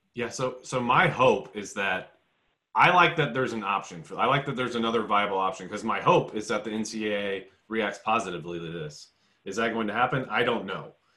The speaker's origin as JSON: {"language": "English", "town": "Indianapolis", "region": "Indiana", "country": "United States", "said": "I'm from Indy"}